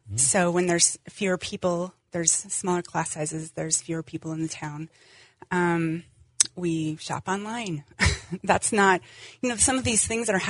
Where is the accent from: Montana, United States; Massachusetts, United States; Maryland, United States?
Montana, United States; Wolf Point; I grew up in Wolf Point.